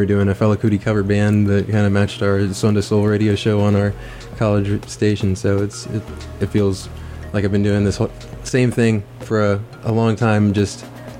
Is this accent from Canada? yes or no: no; Orlando, Florida, United States; I'm from Orlando, Florida